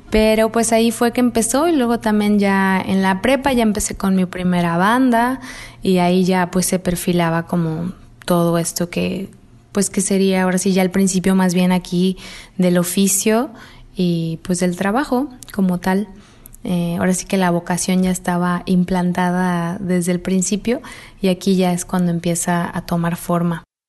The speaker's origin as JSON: {"language": "Spanish", "region": "Mexico City", "country": "Mexico", "tie": "born or raised there", "lives_now": "Guadalajara, Mexico", "said": "yo nací en Guadalajara y al mes prácticamente me mudé a la Ciudad de México y a los tres años de edad entré a esta escuela que cuando menos estaba ubicada en Coyoacán"}